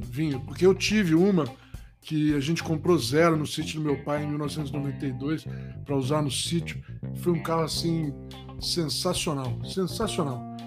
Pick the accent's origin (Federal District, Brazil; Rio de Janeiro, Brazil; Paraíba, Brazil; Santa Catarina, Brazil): Rio de Janeiro, Brazil; moved away as an adult; also born or lived in Itabira, Minas Gerais / São Paulo; não sou carioca, mas eu fui criado no Rio, por isso que eu tenho um pouquinho de sotaque ainda até hoje, né? Saí do Rio com 18 anos